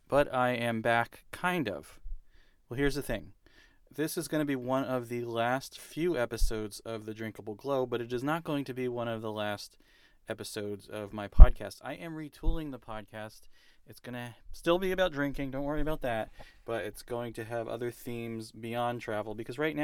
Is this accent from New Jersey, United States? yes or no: yes; New Jersey, United States; we're both from New Jersey